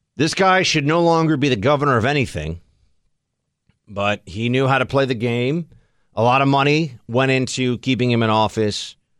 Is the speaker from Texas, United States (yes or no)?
no; New York, United States; I'm sitting here as a New Yorker